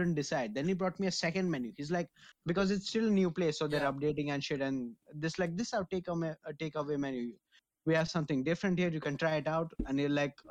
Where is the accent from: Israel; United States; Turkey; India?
India; I'm Indian as shit.